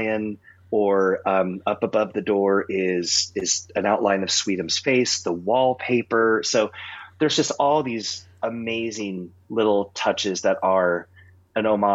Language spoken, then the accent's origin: English; Southern California, United States; I grew up in Southern California